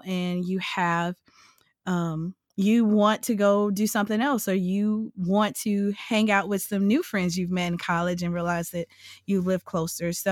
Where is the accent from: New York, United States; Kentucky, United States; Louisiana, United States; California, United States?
Louisiana, United States; I'm from Louisiana